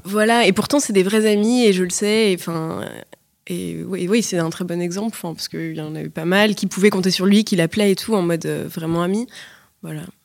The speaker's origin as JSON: {"language": "French", "town": "Paris", "region": "Île-de-France", "country": "France", "tie": "born or raised there", "said": "je suis née, grandie à Paris"}